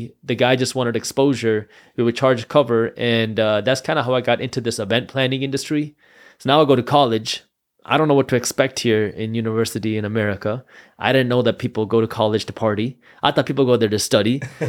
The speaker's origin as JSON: {"language": "English", "town": "Detroit", "region": "Michigan", "country": "United States", "tie": "born or raised there", "said": "And so I was born here in the Metro Detroit area. And growing up, like a lot of first-generation immigrants, my parents were very strict on education."}